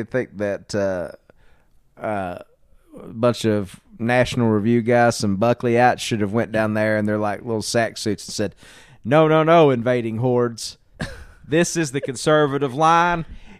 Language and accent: English; the South, United States; as a young white man growing up in the South